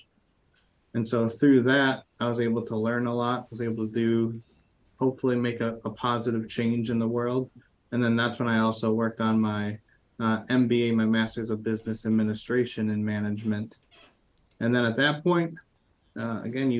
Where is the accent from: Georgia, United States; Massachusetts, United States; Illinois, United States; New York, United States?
Illinois, United States; Chicago; accent: Midwestern; I was born in the Chicago suburbs